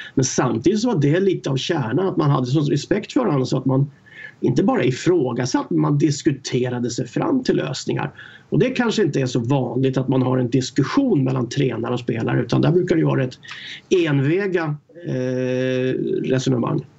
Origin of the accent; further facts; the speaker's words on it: Stockholm, Stockholm County, Sweden; jag var uppväxt i eh, Stockholm, i förorterna där